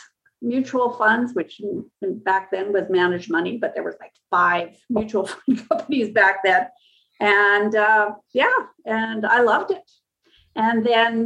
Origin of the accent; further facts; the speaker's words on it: Prince Albert, Saskatchewan, Canada; moved away as an adult; also born or lived in Edmonton / Vancouver / Manitoba; I came back to Saskatchewan with a firm that hired me to open an office in my hometown called Prince Albert